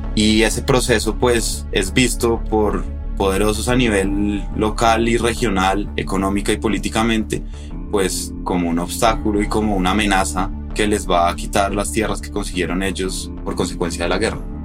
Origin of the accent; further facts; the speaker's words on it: Colombia; soy periodista colombiano